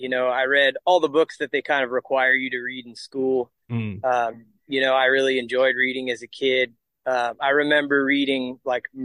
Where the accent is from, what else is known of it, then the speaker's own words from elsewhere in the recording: California, United States; growing up in California